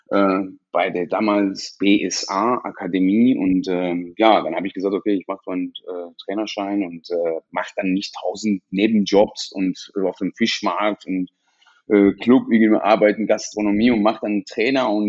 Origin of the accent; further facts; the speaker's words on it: Iran; now in Essen, Germany; bin aus dem Iran äh, geflohen äh, nach der Nebelaktion und äh, bin tatsächlich nach Essen äh, direkt gekommen, weil mein Bruder äh, vorher hier in Essen gelebt hat